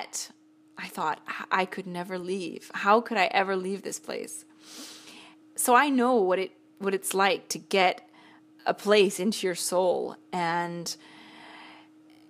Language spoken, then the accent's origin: English; Seattle, Washington, United States; moved away as an adult; Lived in, not in Seattle, but just outside for the first 18 years of my life.